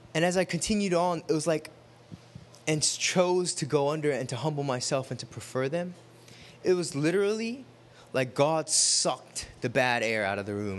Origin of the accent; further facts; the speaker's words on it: United States; we're American when we wear tennis shoes